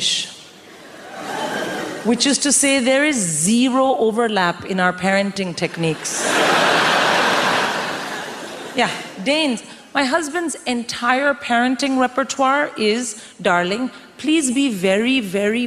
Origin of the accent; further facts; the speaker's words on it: India; moved away as an adult; I'm born and raised in India